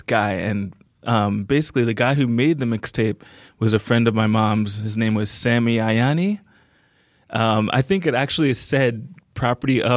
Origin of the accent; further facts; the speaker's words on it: Philadelphia, Pennsylvania, United States; And I was born in Philadelphia